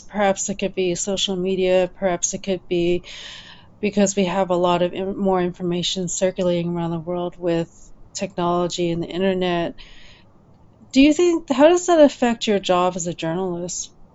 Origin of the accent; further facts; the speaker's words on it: Ottawa, Ontario, Canada; moved away as an adult; also born or lived in Champaign-Urbana, Illinois; I grew up in Ottawa